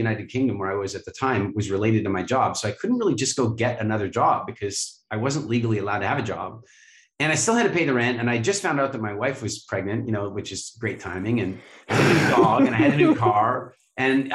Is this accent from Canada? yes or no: yes; Canada; I grew up in Canada